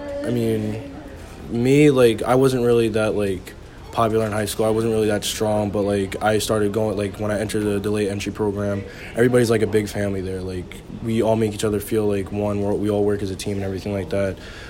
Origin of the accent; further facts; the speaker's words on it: Long Island, New York, United States; I'm from Long Island.